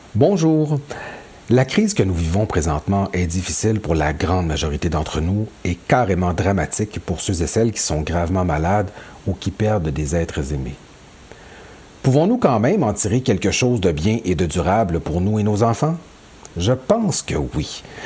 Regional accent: Quebec, Canada; Chez nous, au Québec

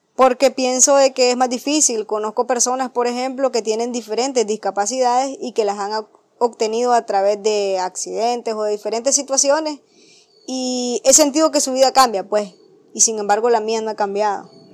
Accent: Potosí, Rivas, Nicaragua; soy del municipio de Potosí, departamento de Rivas

